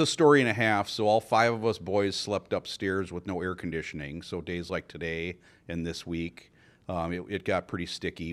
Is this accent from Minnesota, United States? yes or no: yes; Richfield, Minnesota, United States; I'm uh, born and raised in Richfield, lived there all my life